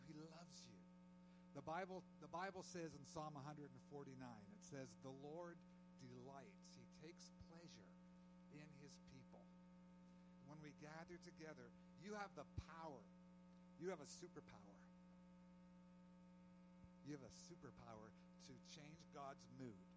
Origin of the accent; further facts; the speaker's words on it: Canada; my own family was, you know, born and brought up in Canada, and so have